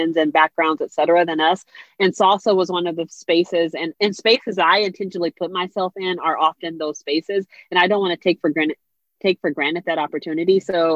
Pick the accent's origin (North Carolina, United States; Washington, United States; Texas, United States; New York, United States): Washington, United States; Seattle; also born or lived in Atlanta, Georgia / Minneapolis, Minnesota; now in Washington, D.C., United States; I grew up in Seattle, Washington